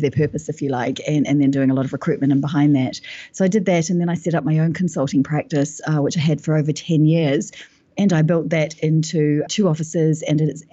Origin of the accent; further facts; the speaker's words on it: New Zealand; moved away as an adult; now in London, United Kingdom; I'm from New Zealand and I'm living in London now. I've been here for 10 years.